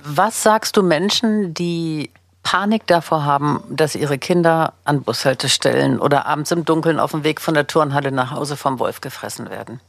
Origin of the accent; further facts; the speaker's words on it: Berlin, Germany; ich bin ja selber auch Berlinerin, lebe in Berlin